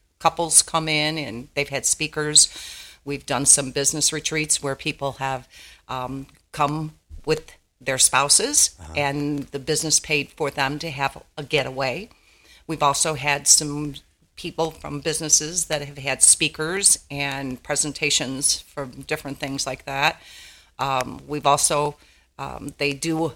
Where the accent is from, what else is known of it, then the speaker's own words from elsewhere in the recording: Chicago, Illinois, United States; also born or lived in Lake Shafer, Indiana; now in Indiana, United States; both of us are born and raised in Chicago. We were in the Chicagoland area, Humboldt Park area.